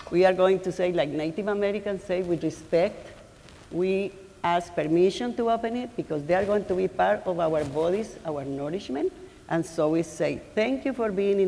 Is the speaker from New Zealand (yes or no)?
no; Colombia; now in Cambridge, United States; I am from Colombia too